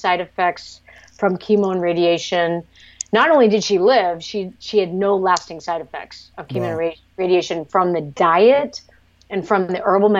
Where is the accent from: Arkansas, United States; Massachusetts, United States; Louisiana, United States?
Massachusetts, United States; Cape Cod; moved away as an adult; also born or lived in Vietnam / New York / San Francisco; I grew up on Cape Cod via Vietnam